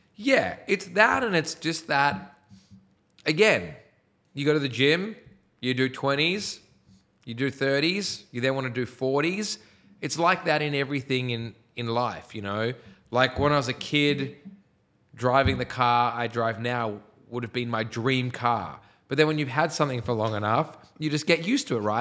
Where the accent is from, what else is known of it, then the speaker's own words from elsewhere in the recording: Sydney, New South Wales, Australia; I was from the North Shore